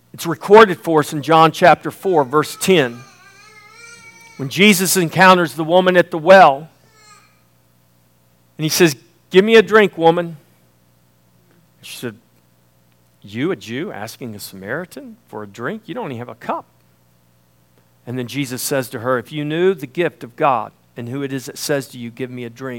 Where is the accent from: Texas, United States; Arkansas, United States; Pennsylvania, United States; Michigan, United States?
Texas, United States; Indianola; I'm from the Texas coast down in Indianola